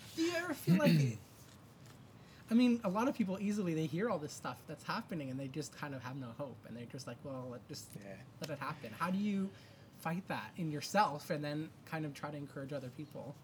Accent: Canada; my family's from Italy, and it's even when I would go to Italy, I, I wasn't born in Italy, I was born in Canada

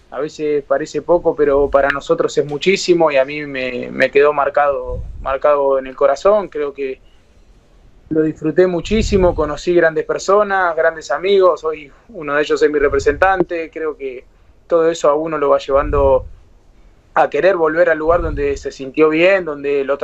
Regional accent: Buenos Aires, Argentina; Eh, yo soy de Saavedra, de, Capital, eh, ahí justo a cuatro o cinco cuadras de la cancha platense.

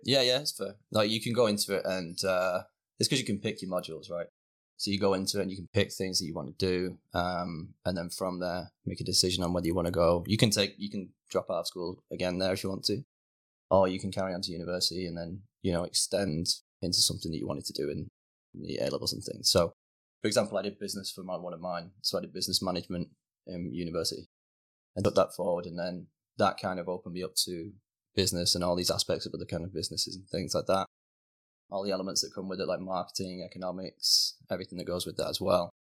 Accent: Rochdale, North West England, United Kingdom; moved away as an adult; now in Canada; I actually grew up in, uh, a little village called Norden, so it's about twelve miles outside of Manchester city centre.

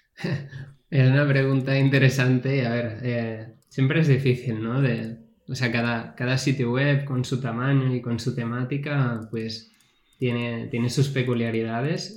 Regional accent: Catalonia, Spain; yo como buen catalán

